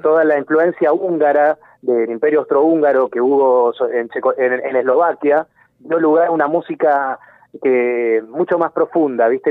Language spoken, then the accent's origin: Spanish; Argentina; nosotros somos argentinos